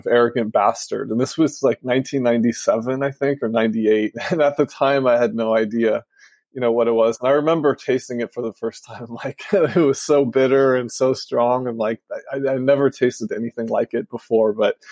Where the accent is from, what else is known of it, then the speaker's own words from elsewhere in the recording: Los Angeles, California, United States; now in Northern California, United States; I'm from Los Angeles